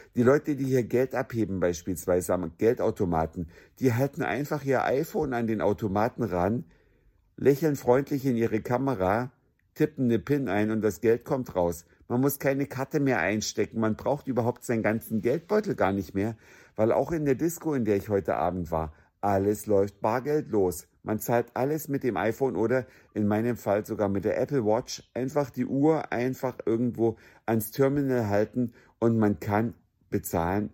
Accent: Germany; ich kam aus Deutschland

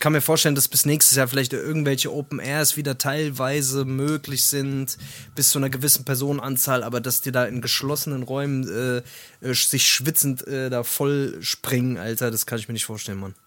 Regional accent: Hesse, Germany; wie man bei uns in Hessen sagt

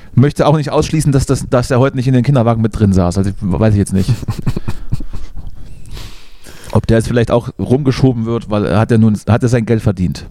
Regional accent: Thuringia, Germany; Dort, dort, dort, wo ich herkomme, sind die Winter so ein bisschen kälter als, als 0 Grad.

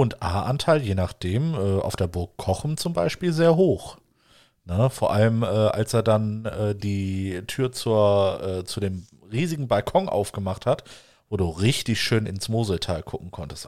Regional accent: Wuppertal, North Rhine-Westphalia, Germany; da wo ich aufgewachsen bin im Wuppertal

